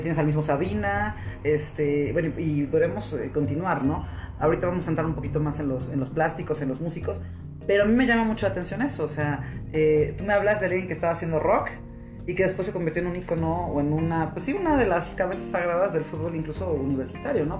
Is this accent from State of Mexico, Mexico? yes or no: no; Puebla, Mexico; nosotros somos poblanos